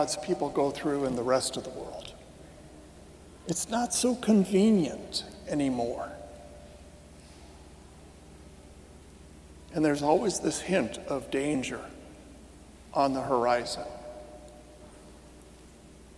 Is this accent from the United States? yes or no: yes; United States; I'm an American myself, mostly